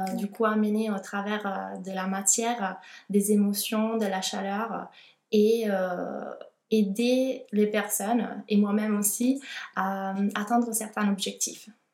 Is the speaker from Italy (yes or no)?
yes; Italy; French is a second language; moved away as an adult; also born or lived in Milan, Italy; now in Toulouse, France; je suis italienne